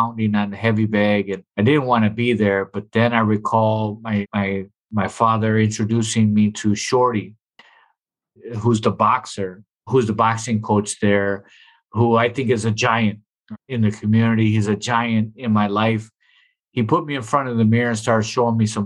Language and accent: English; Milwaukee, Wisconsin, United States; both of my parents are from Puerto Rico. I was born and raised in Milwaukee